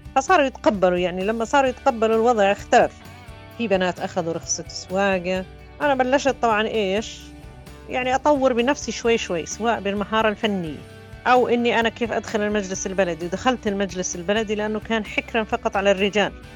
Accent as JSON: {"language": "Arabic", "town": "Mukawir", "region": "Madaba Governorate", "country": "Jordan", "said": "أنا من مكاوى"}